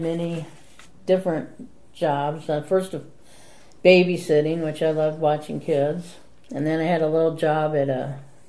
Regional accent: Fort Wayne, Indiana, United States; Fort Wayne, Indiana.

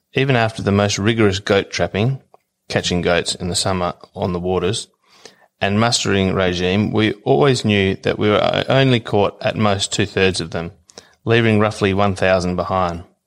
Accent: Australia; I'm from Williams Station

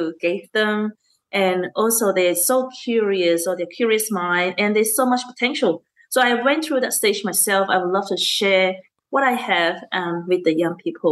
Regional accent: Malaysia; now in Australia; I grew up in Malaysia.

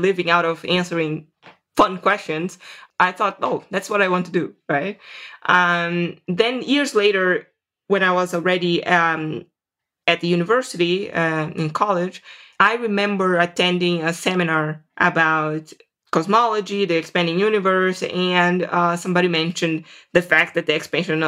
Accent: Serra dos Carajás, Amazon forest, Pará, Brazil; moved away as an adult; also born or lived in Vitória, Brazil / São Paulo, Brazil; now in United States; I grew up in the Amazon forest in a place called Serra dos Carajás.

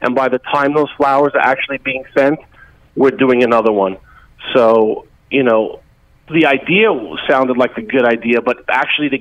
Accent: Hudson County, New Jersey, United States; growing up in Hudson County and from New Jersey

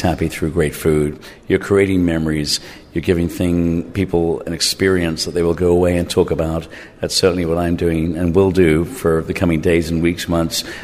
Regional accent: England, United Kingdom; moved away; also born or lived in Ireland; I grew up in England, in Ireland.

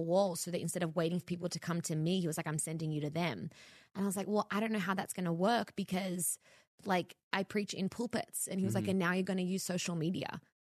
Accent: Australia; now in Los Angeles, United States; I moved to LA from Australia to be in ministry, not media.

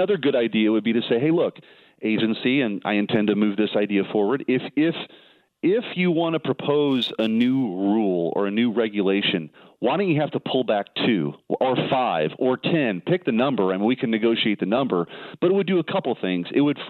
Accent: Missouri, United States; I'm from Missouri. I'm new here.

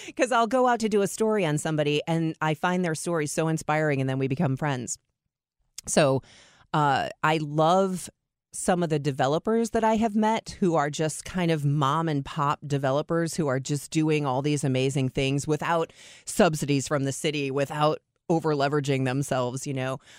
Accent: Chicago, Illinois, United States; now in Saint Louis, United States; I grew up in Chicago

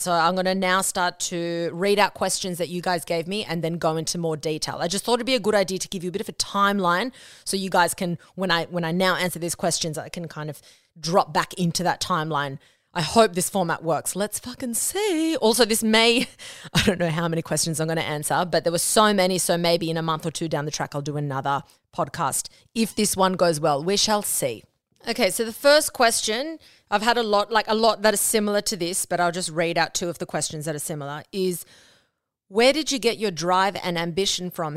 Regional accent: Australia; first language Spanish; English is a second language; I was born and raised in Australia

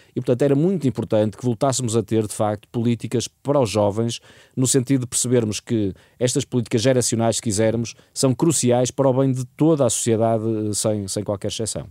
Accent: Portugal; eu, enquanto português

